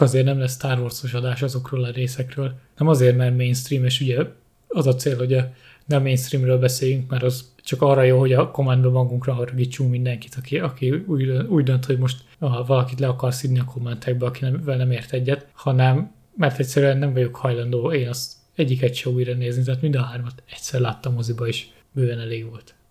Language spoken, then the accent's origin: Hungarian; Hungary; Budapest mellett nőttem föl, Budapestre bejárósan